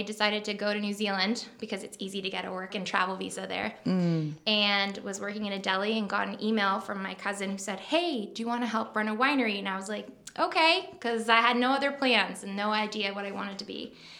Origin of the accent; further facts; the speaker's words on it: New York, United States; accent: Long Island; I was born and raised on Long Island. I don't have the accent, but I can bring it out